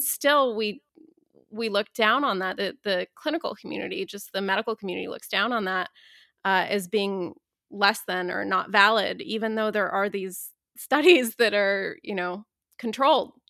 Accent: Dayton, Ohio, United States; I grew up in Dayton, Ohio, as an Iranian American Muslim

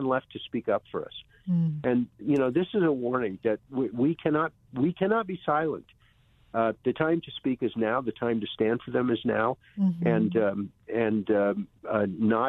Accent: United States; I grew up in America

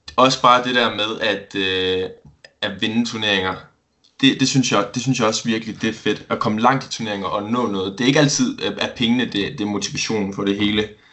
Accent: Esbjerg, Southern Denmark, Denmark; Jeg er 20 år gammel, og så kommer jeg fra Esbjerg

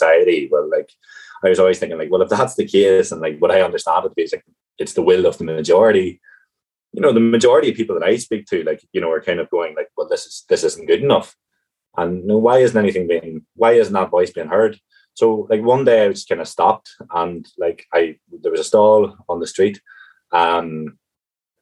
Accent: County Tyrone, Northern Ireland, United Kingdom; moved away as an adult; now in Cork, Ireland; Originally from County Tyrone and kind of a rural county

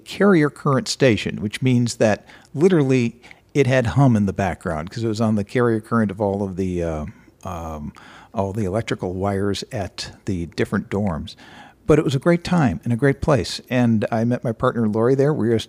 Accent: Minneapolis, Minnesota, United States; born there; I was born in Minneapolis. Parents moved around, but I ended up coming back here and went to the University of Minnesota.

